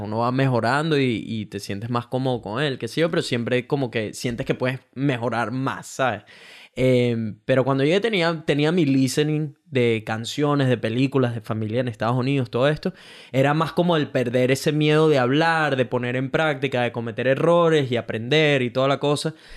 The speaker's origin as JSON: {"language": "Spanish", "country": "Venezuela", "moved": "yes", "lives_now": "Brisbane, Australia", "said": "Soy un venezolano que vive en Brisbane, Australia"}